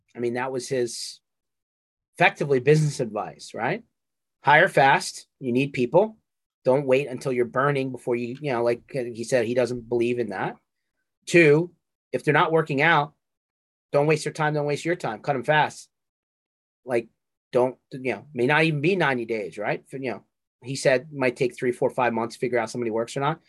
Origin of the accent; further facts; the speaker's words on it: Northeast, United States; we're from the Northeast.